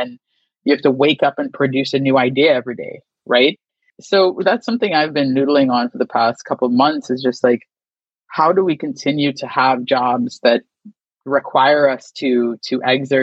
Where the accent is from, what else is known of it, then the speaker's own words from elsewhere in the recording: San Fernando, Trinidad & Tobago; moved away as an adult; also born or lived in New York; I was born in Trinidad, San Fernando, to be exact. And I lived in Trinidad until I was about 18 before I went to college at St. John's University in New York